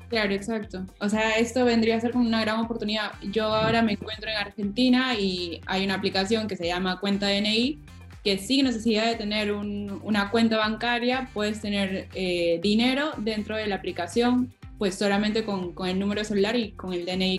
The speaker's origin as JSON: {"language": "Spanish", "country": "Peru", "said": "como peruana"}